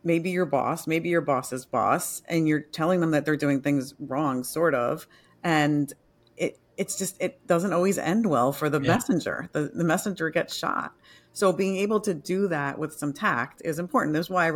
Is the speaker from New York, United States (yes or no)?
yes; New York, United States; moved away; I'm a New Yorker originally